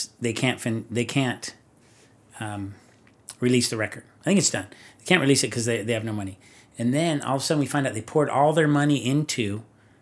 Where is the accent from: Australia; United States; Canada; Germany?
United States; Orange County, California; I'm from Orange County.